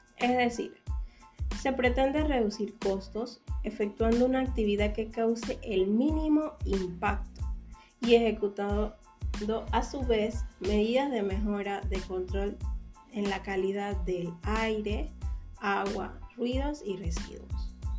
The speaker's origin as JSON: {"language": "Spanish", "country": "Panama", "said": "como panameña me siento muy orgullosa de ver cómo Panamá va avanzando"}